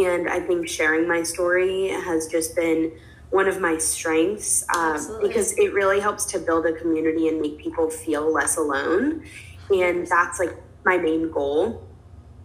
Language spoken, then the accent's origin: English; New York City, New York, United States; moved away as an adult; also born or lived in Los Angeles; I am a New Yorker, born and raised. I grew up here, but when college came around, I wanted to leave